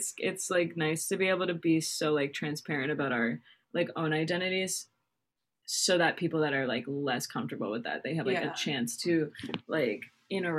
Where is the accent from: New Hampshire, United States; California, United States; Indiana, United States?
New Hampshire, United States; Bank of New Hampshire stage, United States; born or raised there